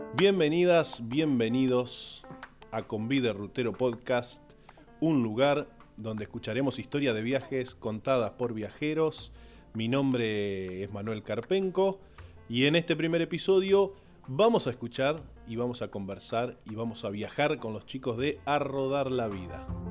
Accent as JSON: {"language": "Spanish", "town": "Basavilbaso", "region": "Entre Ríos", "country": "Argentina", "said": "con Hernán somos del mismo pueblo, somos ambos de Basavilbaso"}